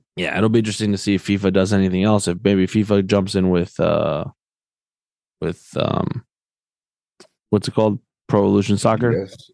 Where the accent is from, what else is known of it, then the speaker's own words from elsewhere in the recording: Argentina; moved away; growing up in Argentina